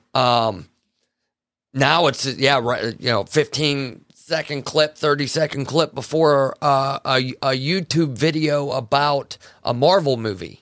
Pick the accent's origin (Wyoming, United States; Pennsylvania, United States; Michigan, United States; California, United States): Pennsylvania, United States; Farmville; I'm from Farmville, Pennsylvania